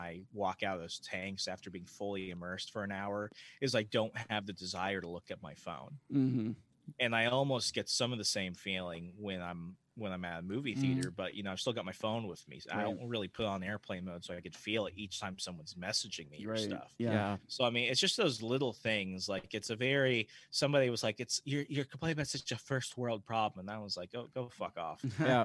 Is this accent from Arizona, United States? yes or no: yes; Arizona, United States; now in Virginia, United States; I'm from Arizona.